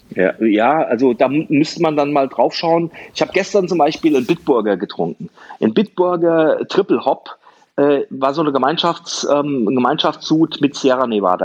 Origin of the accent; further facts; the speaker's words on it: Germany; also born or lived in Wiesbaden; Bei uns in Deutschland